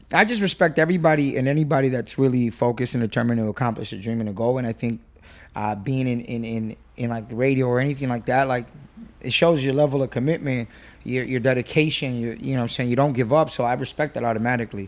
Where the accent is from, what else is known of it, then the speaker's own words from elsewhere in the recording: Whittier, California, United States; I grew up in Whittier, um, you know, Section eight. single mom